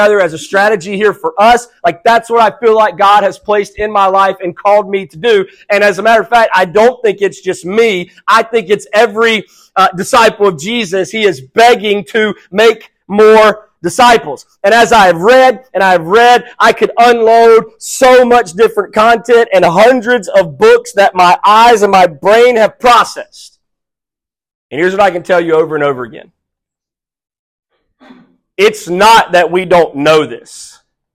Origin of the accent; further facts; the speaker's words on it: South Mississippi, United States; also born or lived in Houma, Louisiana; I was born in Houma, Louisiana. I was raised in South Mississippi